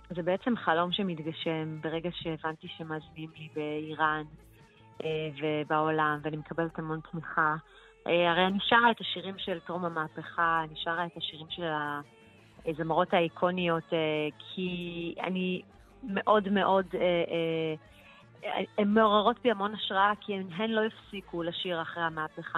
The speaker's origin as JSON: {"language": "Hebrew", "country": "Israel", "tie": "born or raised there", "said": "שבאתי מבית מאוד, אה, איראני, על אף שגדלתי בישראל"}